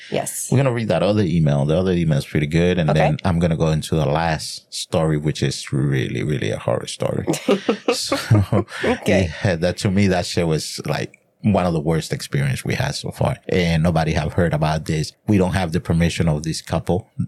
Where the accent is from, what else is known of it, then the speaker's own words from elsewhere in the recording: New Jersey, United States; you are from my neck of the woods because I'm from Jersey.